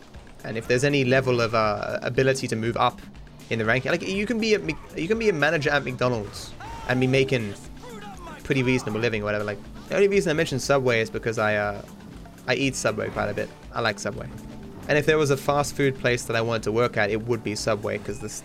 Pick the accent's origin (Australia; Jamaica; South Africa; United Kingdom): Australia; I'm Australian